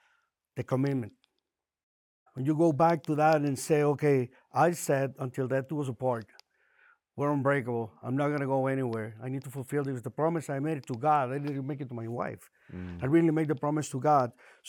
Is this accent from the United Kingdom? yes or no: no; Puerto Rico; moved away as an adult; now in Miami, United States; we moved from Puerto Rico to Miami to run a family business. Left behind friends, family, and I started feeling very alone.